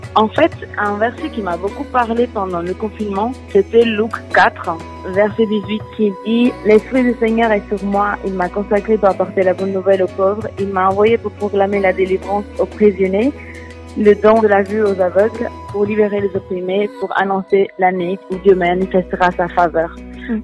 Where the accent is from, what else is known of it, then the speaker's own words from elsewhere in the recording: Portugal; French is a second language; moved away as an adult; now in France; Je suis portugaise et j'habite habité au Portugal jusqu'à mes 22 ans et j'ai déménagé euh, en France depuis 8 ans